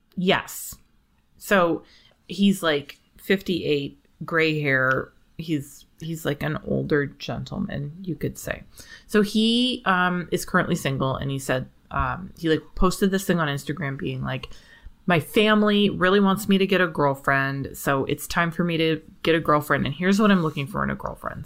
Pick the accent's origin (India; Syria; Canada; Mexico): Canada; I'm Canadian